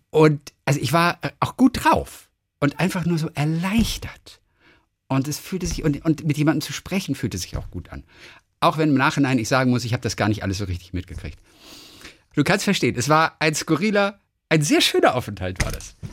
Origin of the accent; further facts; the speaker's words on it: Northern Germany, Germany; Ich, ich höre nur RSH und NDR 2, ich komme aus dem Norden.